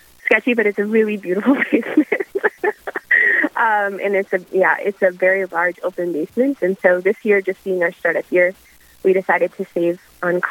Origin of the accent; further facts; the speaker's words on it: Mandan, North Dakota, United States; also born or lived in Fargo, North Dakota; I grew up in Mandan, North Dakota